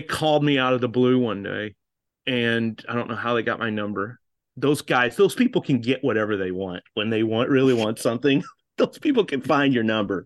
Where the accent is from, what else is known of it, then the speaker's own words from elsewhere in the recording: United States; accent: American; they were shocked when they heard my accent